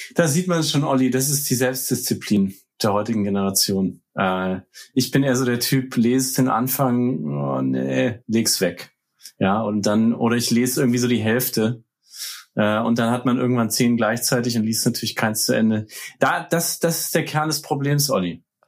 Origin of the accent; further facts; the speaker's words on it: Nuremberg, Bavaria, Germany; now in New York, United States; in meiner Heimatstadt in Nürnberg